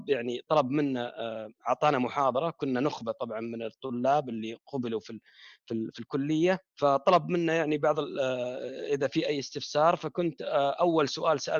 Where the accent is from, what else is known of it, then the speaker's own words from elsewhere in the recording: Riyadh, Riyadh Province, Saudi Arabia; الابتدائيه بالسليمانيه يعني يمكن تذكرون كانت المدارس اول بالمدارس تسمى الجاهزه وغيرها وكانت يعني من المدارس القليله في الرياض